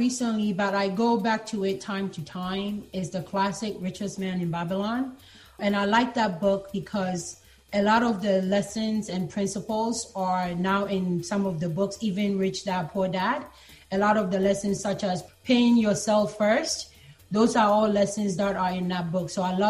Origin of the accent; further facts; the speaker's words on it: Ghana; born there; like I said, I was born in Ghana.